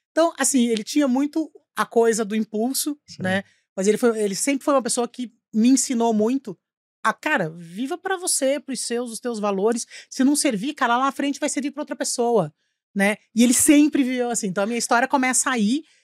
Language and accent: Portuguese; Curitiba, Paraná, Brazil; Eu sou de Curitiba, nossa família uhum. sempre morou lá, tal.